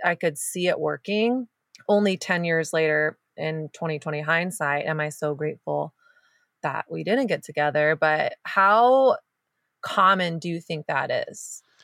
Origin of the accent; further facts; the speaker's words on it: the South, United States; moved away as an adult; now in California, United States; I grew up in the South, and there's, there's not much in me that's Southern.